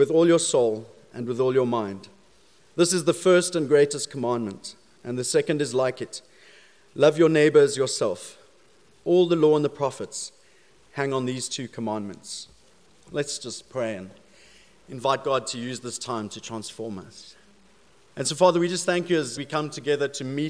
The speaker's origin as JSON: {"language": "English", "country": "South Africa", "accent": "South African", "moved": "yes", "said": "being South African, I do have a bit of an accent"}